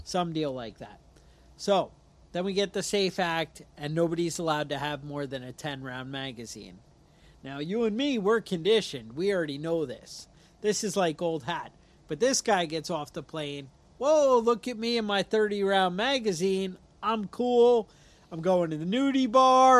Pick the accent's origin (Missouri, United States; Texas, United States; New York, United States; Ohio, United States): New York, United States; I'm from New York